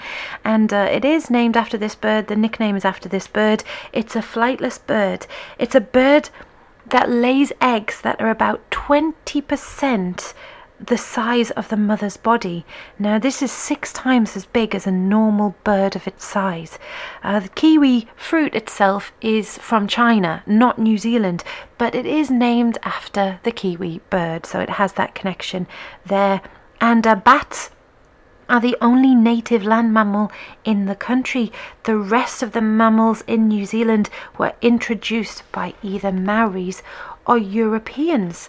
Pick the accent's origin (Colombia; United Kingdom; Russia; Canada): United Kingdom; England; being an English person